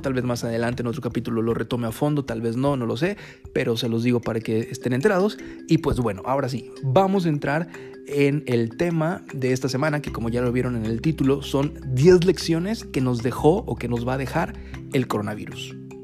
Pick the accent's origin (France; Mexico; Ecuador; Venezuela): Mexico; como mexicanos